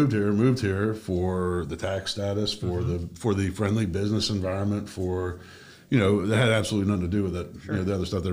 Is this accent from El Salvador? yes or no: no; Germany; also born or lived in Washington, D.C.; now in South Florida, United States; when I was growing up in Germany, we skied the Alps